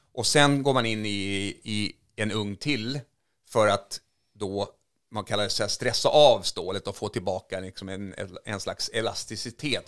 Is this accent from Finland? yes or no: yes; Finland; now in Sweden; där jag är uppvuxen i, i, i, två timmar norr om Helsingfors